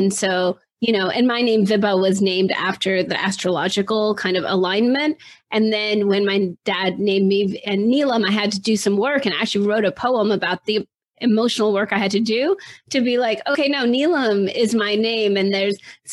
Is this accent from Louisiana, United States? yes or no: no; New Jersey, United States; also born or lived in India; I grew up in South Jersey, and I was actually born in India, but I was 6 months old when my parents brought me over.